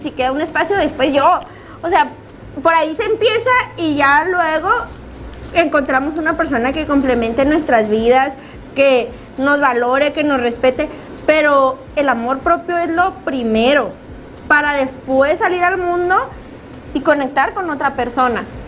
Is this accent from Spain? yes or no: no; Mexico; nosotros aquí como mexicanos